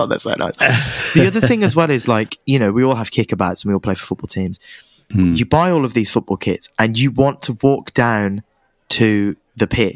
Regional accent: England, United Kingdom; I'm English

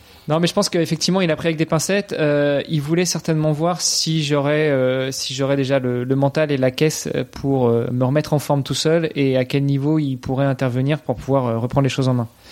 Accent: Normandy, France; moved away as an adult; also born or lived in Luxembourg; je suis franco-italien, donc euh, j'ai grandi en Normandie, ma maman est normande, mon papa est, italien

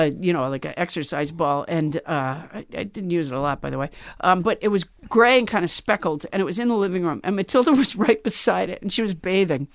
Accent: Sudbury, Massachusetts, United States; also born or lived in Alabama; I was from Sudbury, Massachusetts

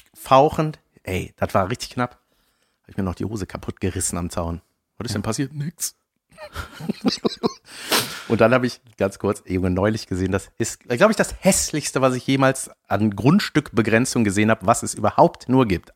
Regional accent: Buschhoven, North Rhine-Westphalia, Germany; in meinem Ort, wo ich herkomme, Buschhofen

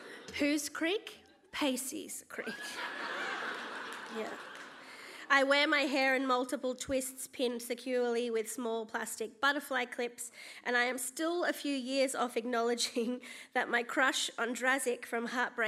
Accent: Gold Coast, Queensland, Australia; I grew up on the Gold Coast as a quirky, chubby kid who liked theatre and hated the beach

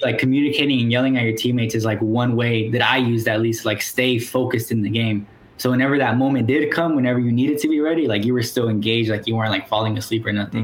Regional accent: Springdale, Arkansas, United States; moved away; I'm from Northwest Arkansas, yeah. which if anyone's familiar of the University of Arkansas Fayetteville, mm-hmm. that's where you know that's around the area I'm from. Okay. Um, so my city specifically is called Springdale

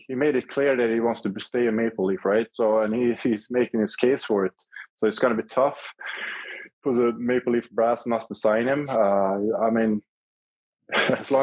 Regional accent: Karlstad, Värmland, Sweden; moved away as an adult; also born or lived in Montreal / Toronto; I work as an instructor at a local high school here in my hometown, Karlstad

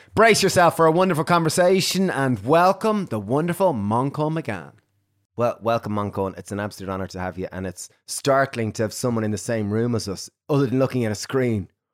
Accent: Ireland; Irish, growing up in Ireland

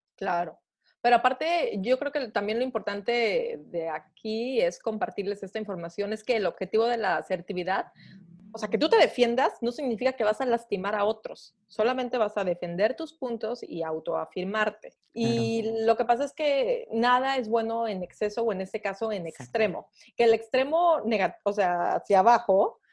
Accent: Veracruz, Mexico; como buena jarocha

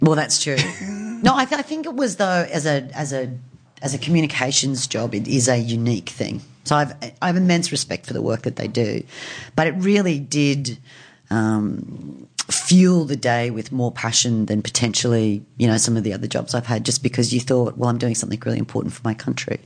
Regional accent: Brisbane, Queensland, Australia; moved away as an adult; also born or lived in United States; I grew up in Queensland

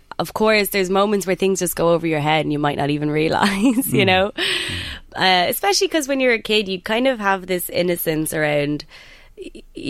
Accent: Ireland; accent: Irish; I'm Irish

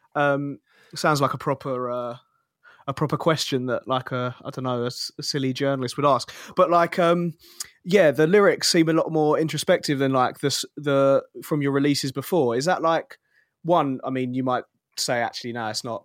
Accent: Kingston upon Thames, London, United Kingdom; I'm from Kingston, Southwest London

